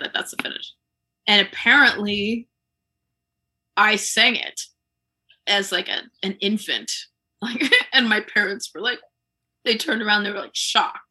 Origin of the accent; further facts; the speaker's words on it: Columbia, Maryland, United States; I grew up in Columbia